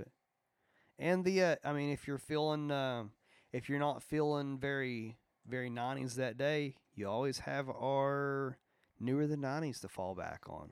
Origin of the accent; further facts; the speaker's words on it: Logan, West Virginia, United States; I am from Logan West, Virginia